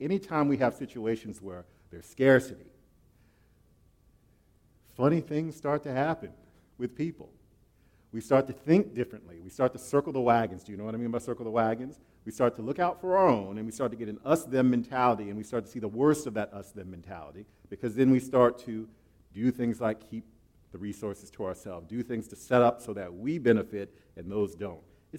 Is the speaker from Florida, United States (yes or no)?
yes; Florida, United States; also born or lived in Okinawa, Japan; Okay, I'm from Florida, and I was actually raised on an island out in the Far East, Okinawa.